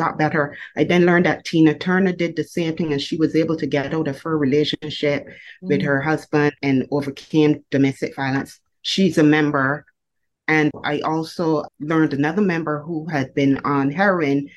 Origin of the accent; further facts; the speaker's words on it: Barbados; I was born in Barbados, and I was raised in a domestic violence family